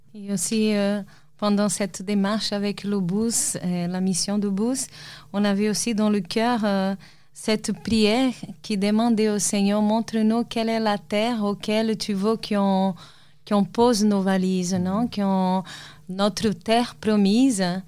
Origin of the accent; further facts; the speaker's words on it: Salvador, Bahia, Brazil; moved away; Je suis brésilienne et j'ai grandi dans une ville au Brésil